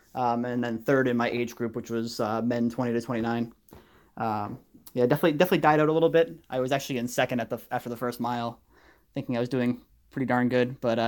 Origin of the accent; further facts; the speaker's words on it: Massachusetts, United States; now in Pennsylvania, United States; So I moved from the Boston area. I lived about 30 minutes north of Boston, without traffic, of course.